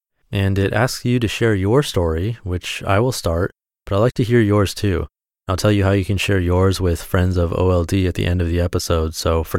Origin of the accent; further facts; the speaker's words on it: Wellington, New Zealand; born there; I was born in Wellington, New Zealand.